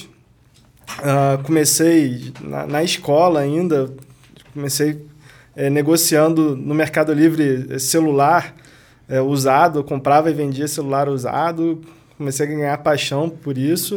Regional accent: Rio de Janeiro, Brazil; moved away as an adult; also born or lived in Corumbá, Mato Grosso do Sul; eu sou do Rio de Janeiro, nunca pensei em sair do Rio de Janeiro.

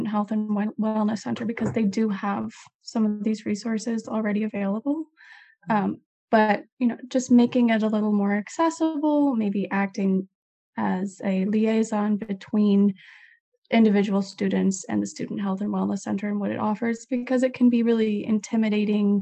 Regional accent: United States; my own education in the United States

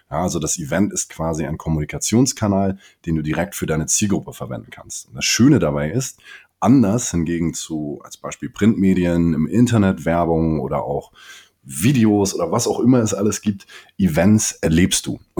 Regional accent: Hamburg, Germany; mein Vater kommt aus dem äh, Senegal, meine Mutter hier aus Hamburg. Ich bin in Hamburg aufgewachsen und geboren

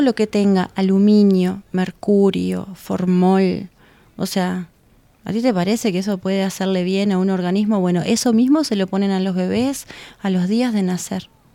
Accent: Uruguay

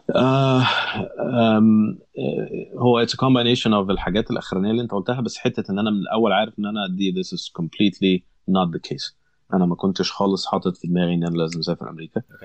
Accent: Alexandria, Alexandria Governorate, Egypt; moved away as an adult; now in United States; انا انا اسكندريه

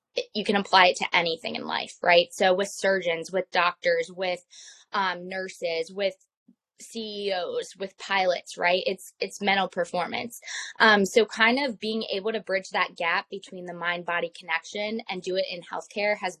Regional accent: Lancaster, Pennsylvania, United States; also born or lived in West Virginia / Florida; I'm from Lancaster

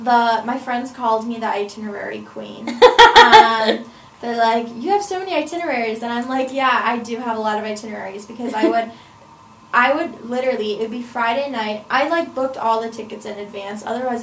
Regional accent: Wales, United Kingdom; Yes, most of it was within Wales. I would say I really wanted to explore my home country.

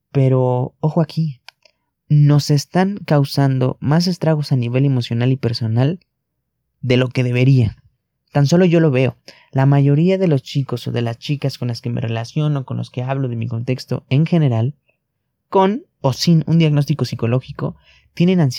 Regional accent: Mexico; Tan solo en mi país, en México, al menos 16 millones de personas padecen trastornos de ansiedad generalizada y depresión.

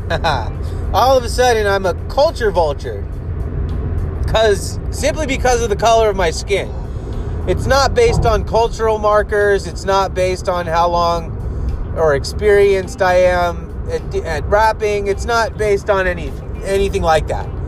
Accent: United States; Even though I'm an American

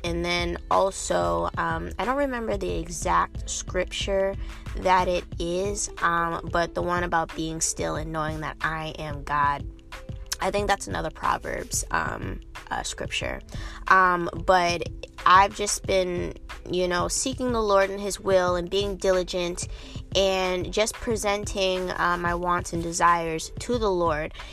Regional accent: Cambridge, Massachusetts, United States; moved away as an adult; also born or lived in Arlington, Massachusetts; now in Washington, D.C. area, United States; I'm originally, like I said, from um, from Cambridge, Massachusetts.

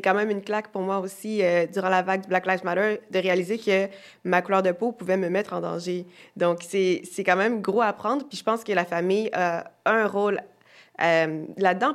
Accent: Quebec, Canada; born or raised there; also born or lived in Haiti

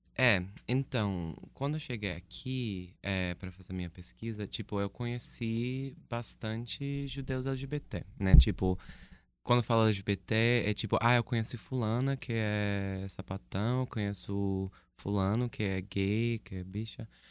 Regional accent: United States; now in Brazil; sou dos Estados Unidos originalmente

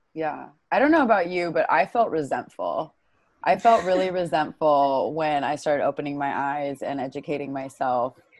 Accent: Bay Area, California, United States; I grew up in the Bay Area

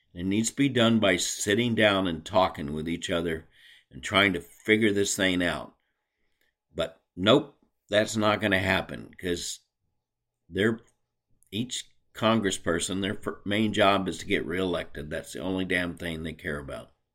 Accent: United States; as American citizens

